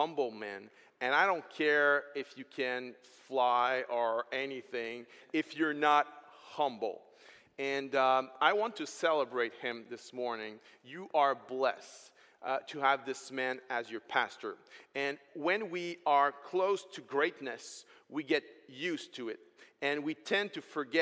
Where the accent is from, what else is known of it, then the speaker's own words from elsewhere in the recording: Quebec, Canada; accent: French; first language French; English is a second language; I'm French, so English is second language for me